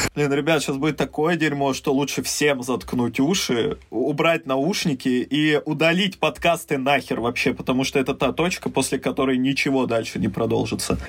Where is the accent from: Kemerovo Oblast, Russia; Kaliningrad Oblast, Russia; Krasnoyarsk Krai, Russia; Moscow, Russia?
Kemerovo Oblast, Russia; Mezhdurechensk; also born or lived in Saint Petersburg; я родился в Санкт-Петербурге, вырос в Междуреченске, это в Сибири